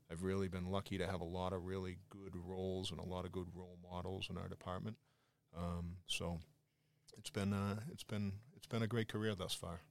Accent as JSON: {"language": "English", "town": "Quincy", "region": "Massachusetts", "country": "United States", "tie": "born or raised there", "also_born_or_lived": "Brunswick, Georgia", "accent": "Boston", "said": "I jumped at the chance to go to work for my hometown"}